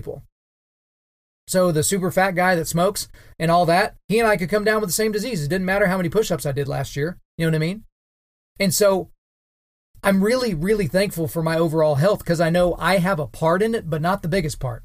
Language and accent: English; Oklahoma, United States; my home state of Oklahoma